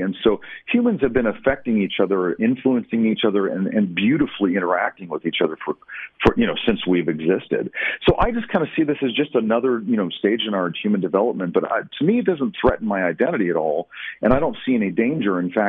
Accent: United States; I'm an American Indian born in 1968. And so what that means, I was born into a world that was saturated with all kinds of exposure to different things, and especially in the United States. I mean, we are America.

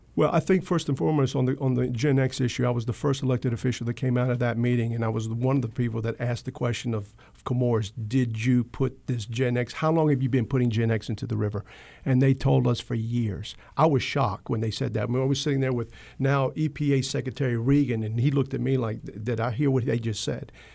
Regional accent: Wilmington, North Carolina, United States; this is my hometown. This is the city I grew up

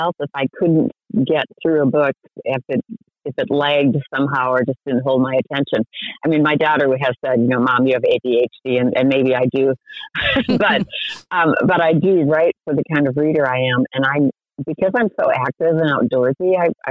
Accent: St. Paul, Minnesota, United States; now in Rainier, United States; I grew up in St. Paul

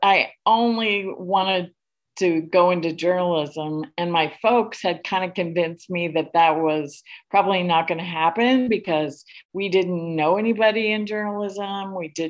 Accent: Mount Carmel, Illinois, United States; moved away as an adult; now in Sacramento, United States; I loved growing up in Mount Carmel.

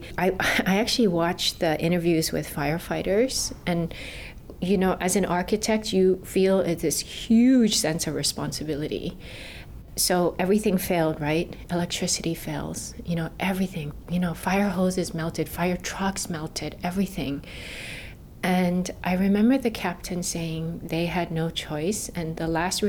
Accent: Kihei, Hawaii, United States; I'm a Maui girl. I grew up in Kihei

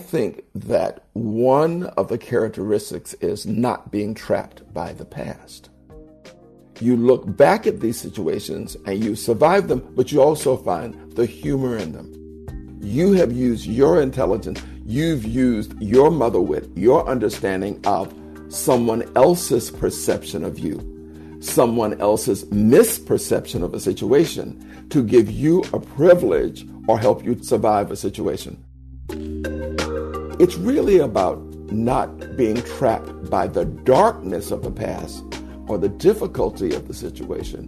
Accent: The Florida Panhandle, United States; I was raised in the Deep South during segregation

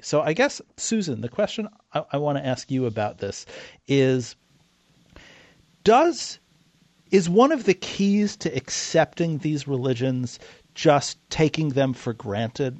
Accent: New York City, New York, United States; I grew up in New York City.

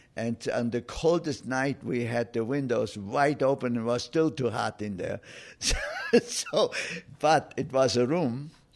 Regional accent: Oberstaufen, Bavaria, Germany; moved away as an adult; my hometown of Oberstaufen

